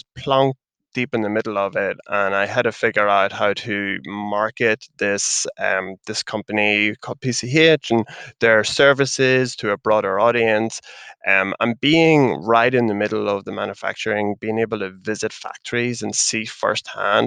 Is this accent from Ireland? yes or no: yes; Ireland; accent: Irish; As you can kind of tell from the accent, I'm Irish